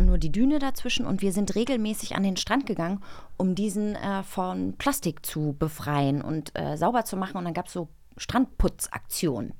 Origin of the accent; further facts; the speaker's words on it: Baltic Sea coast, Germany; Ich bin an der Ostsee aufgewachsen